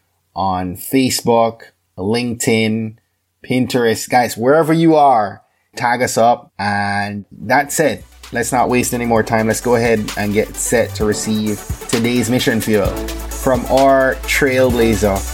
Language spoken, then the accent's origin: English; Jamaica; moved away; my home country of Jamaica